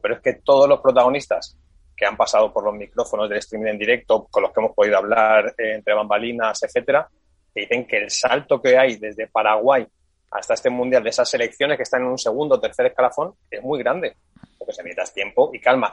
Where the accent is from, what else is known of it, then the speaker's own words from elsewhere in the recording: Spain; somos españoles